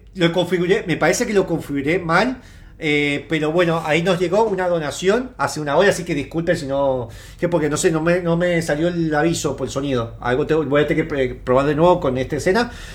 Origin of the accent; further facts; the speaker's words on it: Mendoza, Argentina; Somos de Mendoza, así que estamos todos en Mendoza